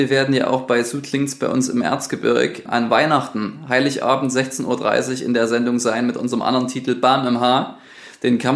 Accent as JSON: {"language": "German", "town": "Sosa", "region": "Saxony", "country": "Germany", "tie": "born or raised there", "said": "Der ist auch äh, in meiner Heimatgemeinde, also in Sosa, sowohl das auch in der, in der Kirche quasi tätig gewesen als Chorleiter."}